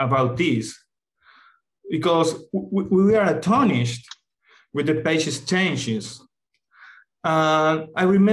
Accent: Buenos Aires, Argentina; I was born in Argentina and raised in Buenos Aires.

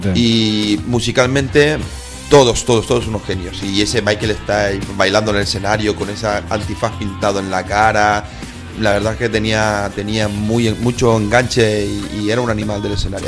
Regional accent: Gran Canaria, Canary Islands, Spain; mi tierra, en un solar, en un solar de un pueblo que se llama Las Huesas

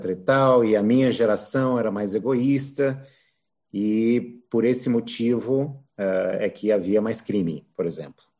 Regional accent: Brazil; crescendo aqui no Brasil

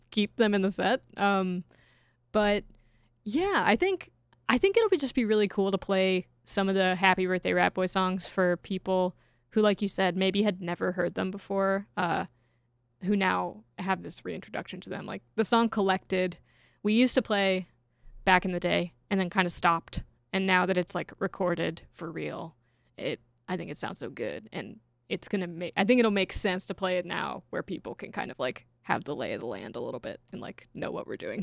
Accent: Kentucky, United States; moved away as an adult; now in Chicago, United States; I, I grew up in Kentucky without any major sports teams

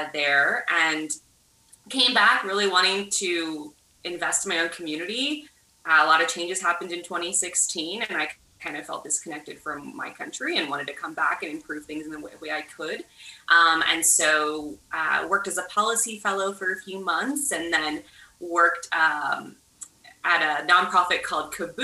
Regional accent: Dallas, Texas, United States; moved away; also born or lived in Washington, D.C.; as someone who grew up in South Dallas

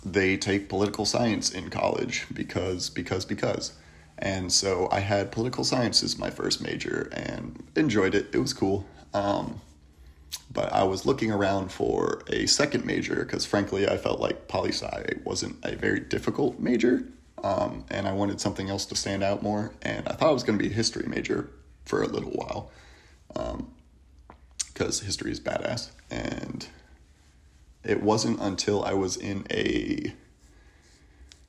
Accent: Kent, Ohio, United States; I'm from Kent, Ohio. It is a beautiful little college town between Cleveland and Akron.

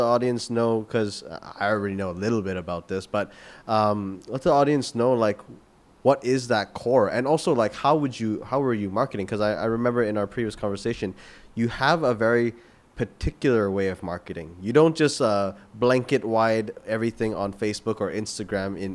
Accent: Canada; moved away; I come from Canada

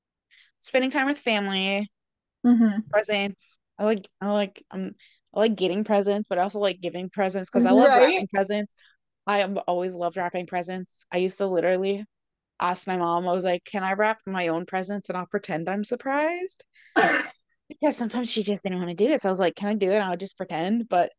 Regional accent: Maryland, United States; I am from Maryland.

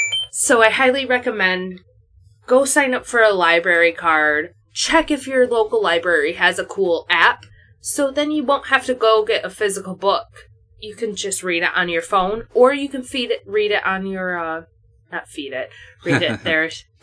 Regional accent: United States; as an American white person

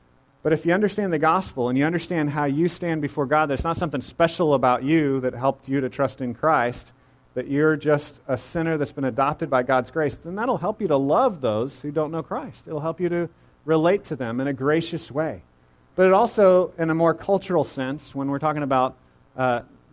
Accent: Central Texas, United States; growing up in Central Texas

